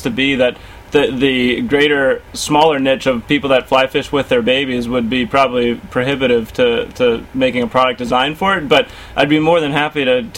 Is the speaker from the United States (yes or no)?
yes; Fairfax, Virginia, United States; I'm one of those rare natives now, because I was born in Fairfax Hospital, and so was my wife and our little girl. So we've been here for our lives so far